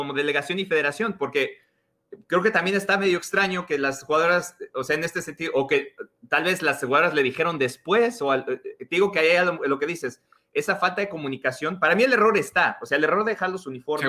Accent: Mexico; now in United States; yo nací en México, crecí en México, ahora vivo en los Estados Unidos

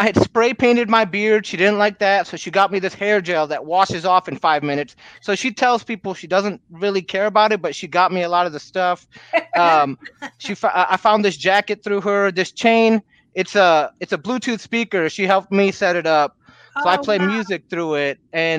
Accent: Michigan, United States; now in Texas, United States; I'm from Michigan originally

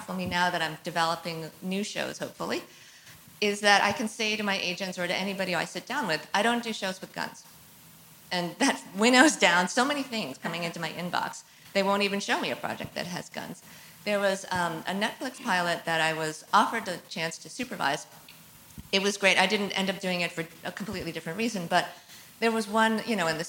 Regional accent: Maine, United States; I grew up in Maine, which is a pretty rural state

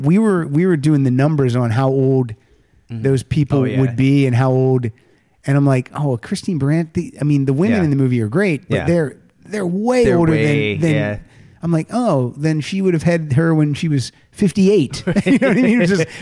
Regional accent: Hollidaysburg, Pennsylvania, United States; moved away; I was back in my hometown 2 weeks ago, Hollidaysburg, for my 35th high school reunion.

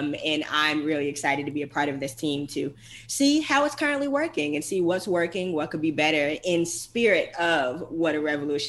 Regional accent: Atlanta, Georgia, United States; Yeah, so I'm from here. Kyle has been in Atlanta for a long time, and I'm from Vine City, which is NPUL.

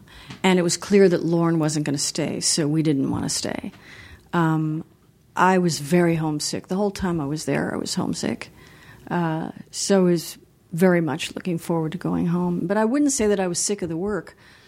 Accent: Los Angeles, California, United States; also born or lived in Beverly Hills; Well, I grew up in Los Angeles. I grew up part of the time in Beverly Hills.

